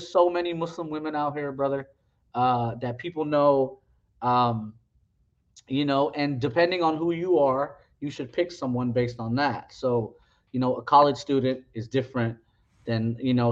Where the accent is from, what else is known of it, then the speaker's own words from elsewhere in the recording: West Coast, United States; I grew up with him on the West Coast